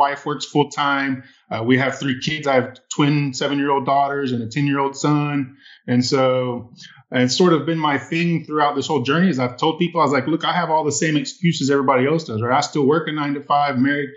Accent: Midlothian, Texas, United States; I am from the Dallas, Texas area, a little suburb right outside of Dallas called Midlothian

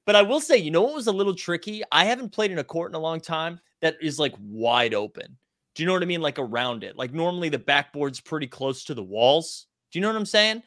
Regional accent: Massachusetts, United States; I'm from Massachusetts

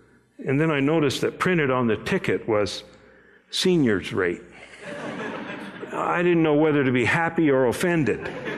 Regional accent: Japan; My parents were missionaries. I grew up in Japan, and as I was starting out in elementary school, they sent me off to a boarding school

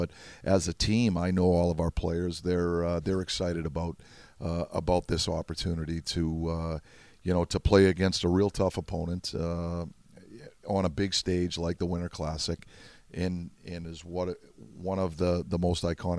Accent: Boston, Massachusetts, United States; now in Pittsburgh, United States; that's born and raised in Boston, and has such fond memories of Fenway Park

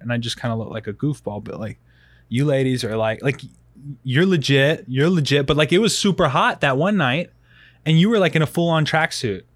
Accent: Rock Hill, South Carolina, United States; now in Colorado Springs, United States; I'm from Rock Hill originally, so, like, Rock Hill, South Carolina

